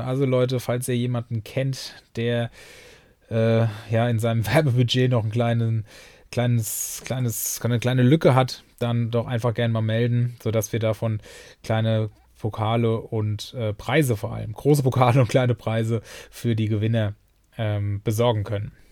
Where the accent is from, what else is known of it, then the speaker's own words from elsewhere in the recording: Germany; Mainz, also ich komme ja hier aus der Nähe